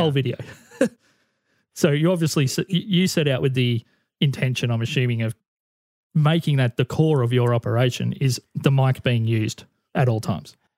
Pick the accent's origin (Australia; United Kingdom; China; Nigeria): Australia; the bigger independent acts in Australia were all stopping at the hotel that I used to manage the entertainment for